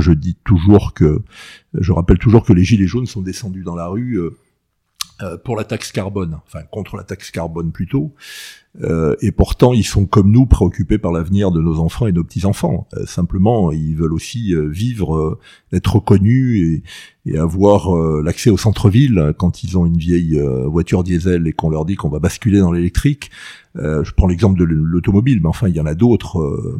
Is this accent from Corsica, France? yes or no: yes; Ajaccio, Corsica, France; moved away; also born or lived in Paris; j'ai plutôt un bon souvenir de mon enfance à, à Ajaccio